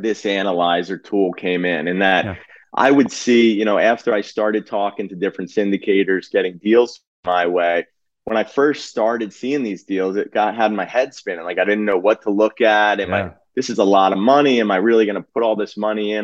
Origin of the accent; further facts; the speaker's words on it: New Jersey, United States; also born or lived in Philadelphia area; born and bred in Jersey.